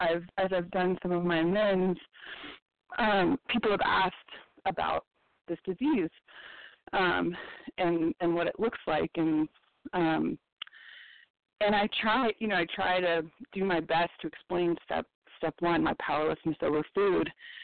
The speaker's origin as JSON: {"language": "English", "region": "Colorado", "country": "United States", "said": "This is …, and I'm from Colorado."}